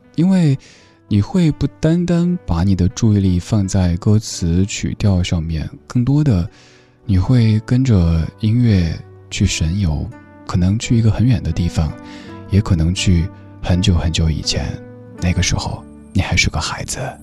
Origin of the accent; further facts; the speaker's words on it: Sichuan, China; accent: Sichuanese; 我们四川话里说清廷是说丁丁妹儿